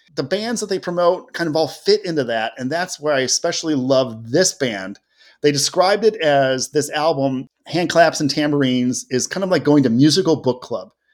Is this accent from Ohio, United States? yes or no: yes; Cleveland, Ohio, United States; I was very proud to grow up in Cleveland